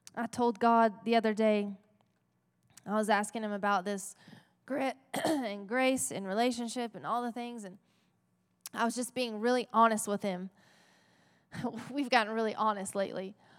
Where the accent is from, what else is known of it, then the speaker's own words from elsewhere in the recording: Texas, United States; we are in Texas, right? We're gritty Texans.